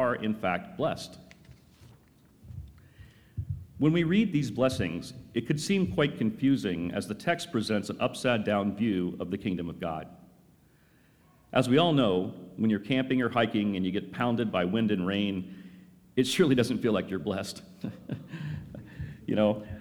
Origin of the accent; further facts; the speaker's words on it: North Carolina, United States; my early days growing up in North Carolina